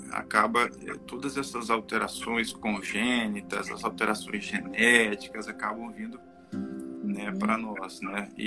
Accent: Espírito Santo, Brazil; also born or lived in Rio de Janeiro, Brazil; eu, trabalho aqui no Espírito Santo, né, atualmente. Uhum. É, formei medicina aqui no estado, na Universidade Federal do Espírito Santo.

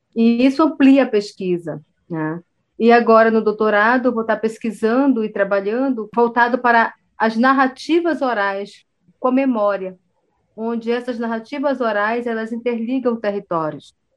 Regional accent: Belém do Solimões, Amazonas, Brazil; eu nasci numa aldeia indígena no Alto Solimões, chamada Belém de Solimões

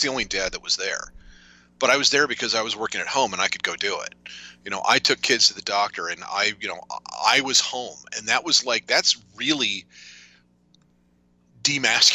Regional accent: Chicago, Illinois, United States; I'm from the Chicago region

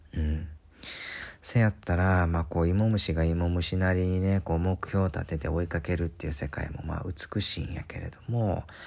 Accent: Kansai, Japan; 日本に生まれて関西で育ち

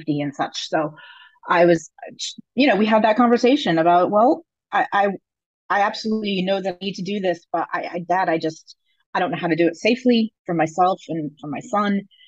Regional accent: Connecticut, United States; moved away as an adult; also born or lived in North Carolina; I was living in, North Carolina at the time. And I'm from Connecticut.

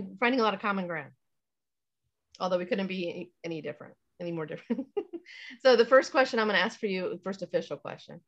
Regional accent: South Florida, United States; also born or lived in Indiana; we moved to South Florida. And that's where I grew up

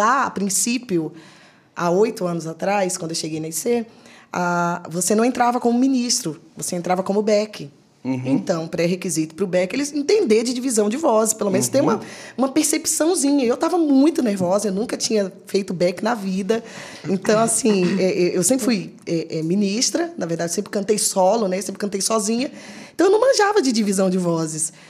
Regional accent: Salvador, Bahia, Brazil; moved away; sou de Salvador, Bahia.

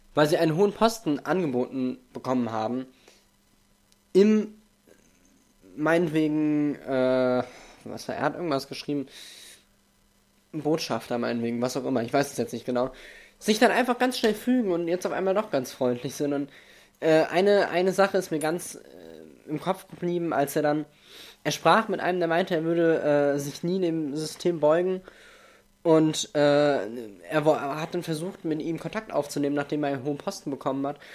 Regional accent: Germany; Denn ich bin in Deutschland geboren. Ich bin Deutscher von deutschen Eltern.

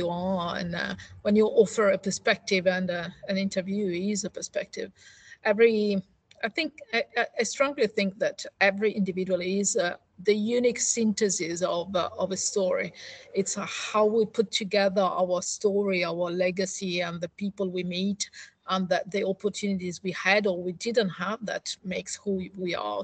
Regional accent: Italy; moved away as an adult; now in United Kingdom; I'm one of those Italians

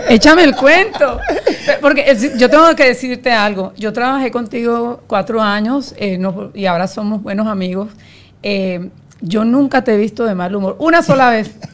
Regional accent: Colombia; yo soy colombiana

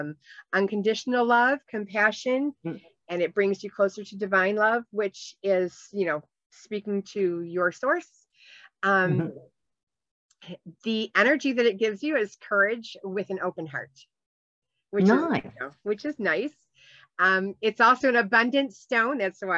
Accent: Ireland; You know, I am Irish, so. I do like the emerald.

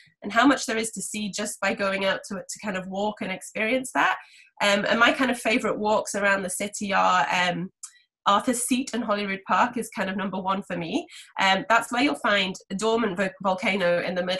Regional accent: Edinburgh, Scotland, United Kingdom; Edinburgh is my favourite and my hometown

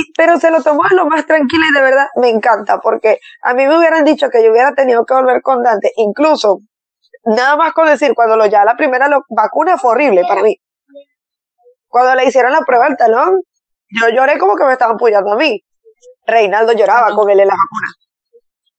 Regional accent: Barquisimeto, Lara, Venezuela; mi ciudad natal

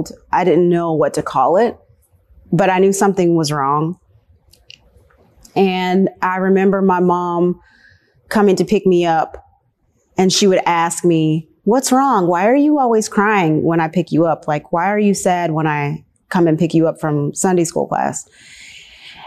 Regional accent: Nashville, Tennessee, United States; also born or lived in Virginia; moved here when I was 4 years old. My family moved to Nashville

